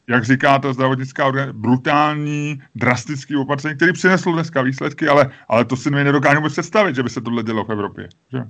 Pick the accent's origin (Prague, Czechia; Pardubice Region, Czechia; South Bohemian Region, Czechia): Prague, Czechia; já jsem taky Pražák, já jsem, jak se říká, já to nemám rád, ale křtěnej Vltavou, já jsem z Holešovic